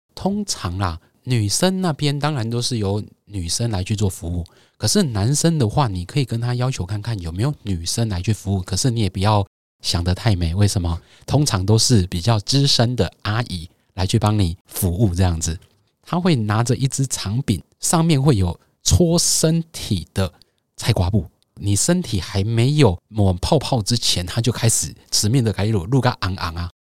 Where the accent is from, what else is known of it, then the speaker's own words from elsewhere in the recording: Taiwan; 我们就是在台湾长大